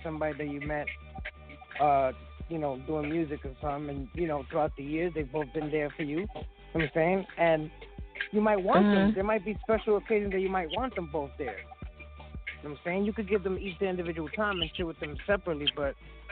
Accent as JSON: {"language": "English", "town": "New York City", "region": "New York", "country": "United States", "said": "I'm from Brooklyn, New York"}